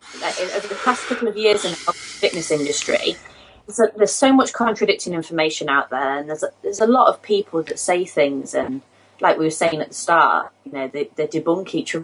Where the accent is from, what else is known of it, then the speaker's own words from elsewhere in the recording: England, United Kingdom; Although when I was on holiday, everybody thought I was from South Africa. Nobody thought I was from England.